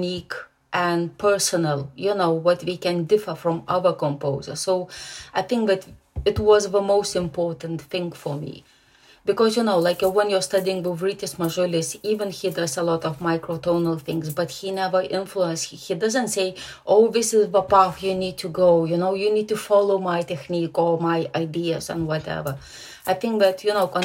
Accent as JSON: {"language": "English", "country": "Lithuania", "tie": "born or raised there", "also_born_or_lived": "Germany", "moved": "as an adult", "lives_now": "England", "said": "I'm Lithuanian, because I was born in Lithuania"}